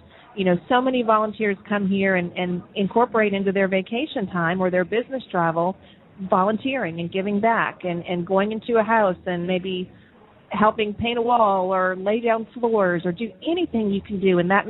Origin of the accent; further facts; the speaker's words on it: St. Bernard Parish, Louisiana, United States; moved away as an adult; also born or lived in Dallas, Texas; I was born and raised in St. Bernard Parish, and after college, I moved away to Dallas, and I was living in Dallas when Katrina happened, and I had an opportunity to come back home after Katrina to work in the tourism industry